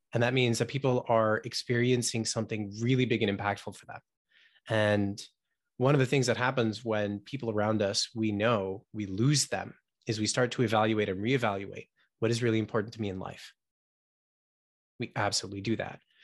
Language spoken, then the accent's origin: English; United States; I was born here in the States, but Um, yeah, having parents from the Middle East